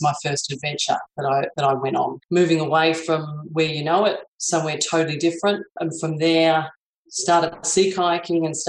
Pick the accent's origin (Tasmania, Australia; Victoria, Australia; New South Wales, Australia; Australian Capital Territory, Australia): Victoria, Australia; Mornington Peninsula; moved away; also born or lived in Whitsundays, Queensland; I actually grew up on the Mornington Peninsula